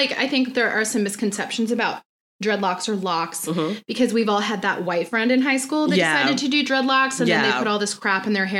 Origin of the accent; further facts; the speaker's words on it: Florida, United States; now in Southern California, United States; We both grew up in Florida.